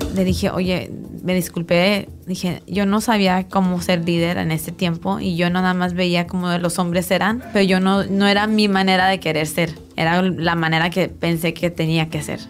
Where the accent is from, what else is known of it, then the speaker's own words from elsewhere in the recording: Tijuana, Baja California, Mexico; moved away; also born or lived in San Diego / Guadalajara; Nací en San Diego, crecí en Tijuana, entre Tijuana y Guadalajara fue la mayoría de mi infancia hasta mi adolescencia